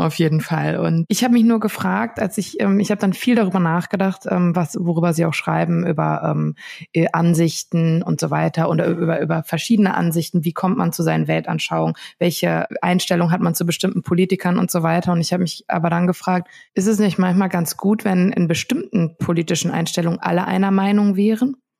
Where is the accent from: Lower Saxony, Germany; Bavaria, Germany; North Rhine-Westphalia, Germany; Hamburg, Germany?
North Rhine-Westphalia, Germany; Ruhr area; Ich komme aus dem Ruhrgebiet